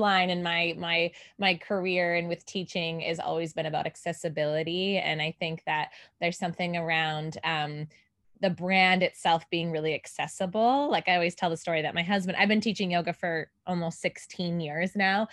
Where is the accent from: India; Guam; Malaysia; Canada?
Canada; now in Los Angeles, United States; I am originally from Canada, but I live here in Los Angeles, California now.